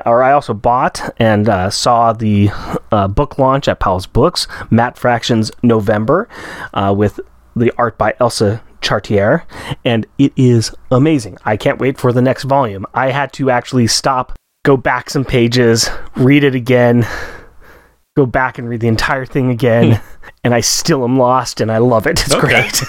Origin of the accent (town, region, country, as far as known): Australia